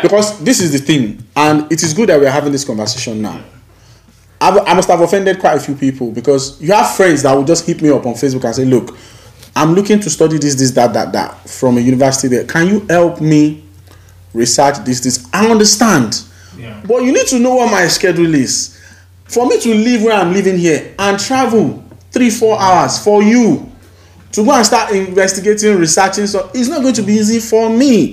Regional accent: Nigeria; now in United Kingdom; we come from Nigeria

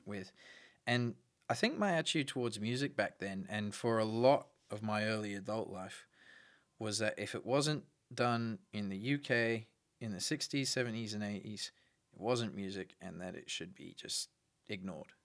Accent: Brisbane, Queensland, Australia; I was born in Brisbane

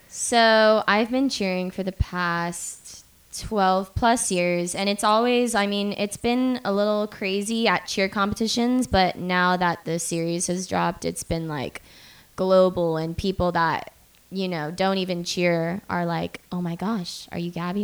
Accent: Boca Raton, Florida, United States; I'm from Florida, and it's this place called Boca. It's an hour north of Miami.

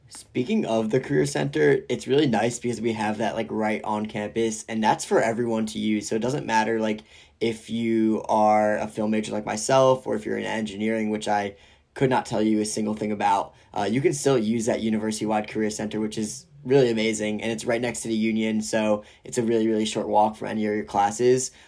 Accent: Rye Brook, New York, United States; moved away as an adult; now in Ann Arbor, United States; I am originally from Rybrook, New York, which is about thirty to forty-five minutes outside of New York City.

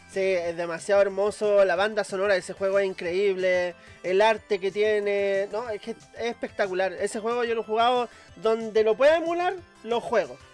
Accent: Valparaíso, Chile; yo soy de Valparaíso

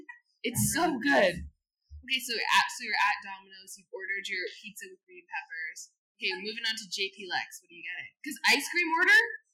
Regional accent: Sherborn, Massachusetts, United States; that's my hometown.

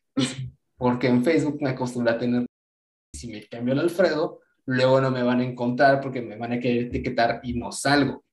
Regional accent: Mexico; yo sé que soy de México

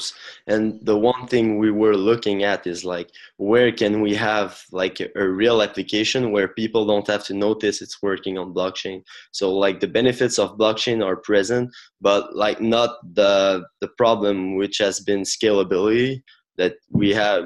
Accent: Quebec, Canada; I'm from Canada as well, the French part, Quebec

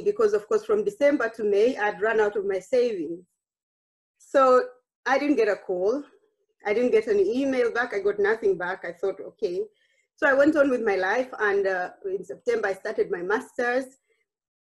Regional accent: Uganda; moved away as an adult; now in The Hague, Netherlands; I grew up in Uganda. I trained in Uganda

